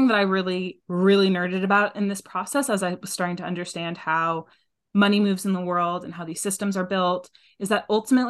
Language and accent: English; New England, United States; What does it mean to like the bubble that I grew up in New England, to have that much safety and privilege in different ways, but also to have the love that I received.